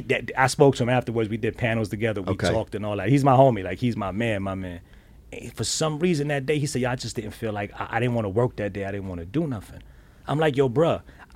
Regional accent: Bronx, New York, United States; because I'm from the Bronx and everybody thinks that I'm this crazy arrogant dude, but it's just... It's my upbringing.

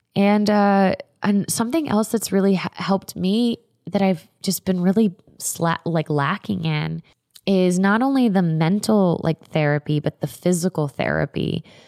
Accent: Florida, United States; I am from Florida. I grew up going to Gatorland

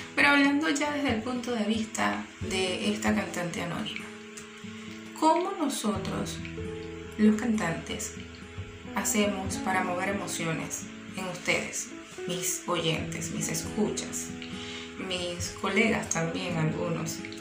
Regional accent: Bolívar, Venezuela; mi amado estado Bolívar de donde soy nativa

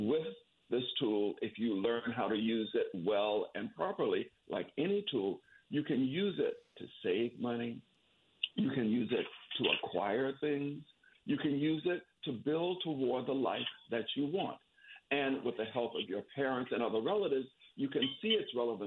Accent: Florida panhandle, United States; I was raised in the Florida panhandle in a rural area where there was no money at all

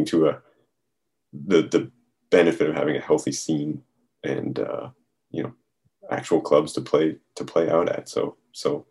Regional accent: United States; I'm American and grew up with a lot of American metal

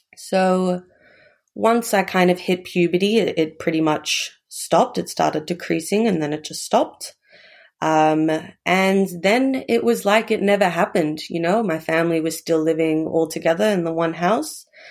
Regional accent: Melbourne, Victoria, Australia; also born or lived in Hobart, Tasmania; I was actually born in Hobart, but moved down to, moved up to Melbourne when I was quite young.

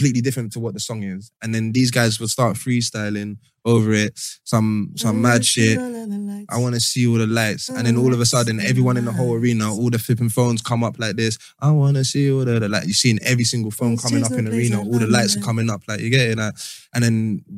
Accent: London, United Kingdom; we're from London

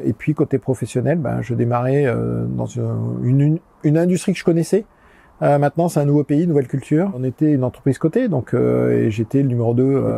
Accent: southern France, France; moved away; also born or lived in Canada; Je suis né euh, dans le sud de la France, euh, là où j'habite maintenant

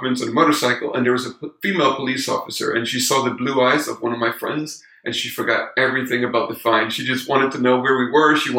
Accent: Denmark; moved away as an adult; now in Cali, Colombia; I got kind of fed up with the suburban life in Denmark. I'm from Denmark.

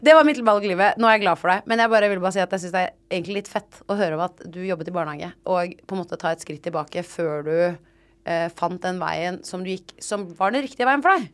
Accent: Oslo, Norway; jeg er sånn Oslo Vest-drittunge

